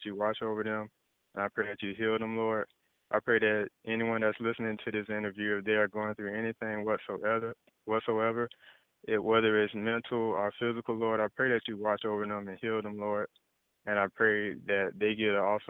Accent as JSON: {"language": "English", "town": "Jacksonville", "region": "Florida", "country": "United States", "tie": "born or raised there", "said": "I've been born and raised in Jacksonville, Florida."}